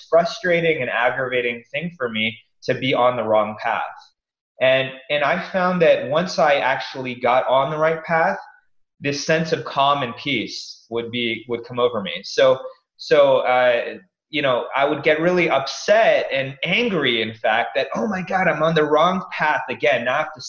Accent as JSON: {"language": "English", "region": "East Coast", "country": "United States", "tie": "born or raised there", "said": "I grew up in the East Coast"}